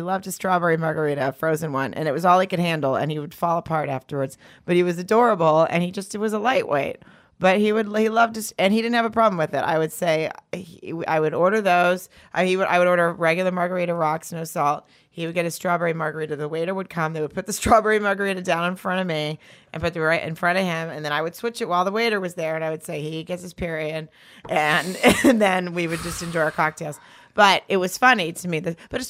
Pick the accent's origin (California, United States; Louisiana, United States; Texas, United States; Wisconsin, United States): California, United States; Long Beach; I grew up in Orange County, the OC.